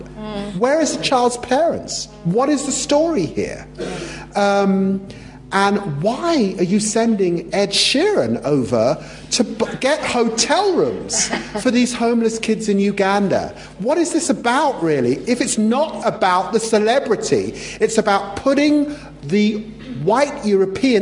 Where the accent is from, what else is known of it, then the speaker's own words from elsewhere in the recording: London, United Kingdom; also born or lived in Peterborough; I grew up poor in Tottenham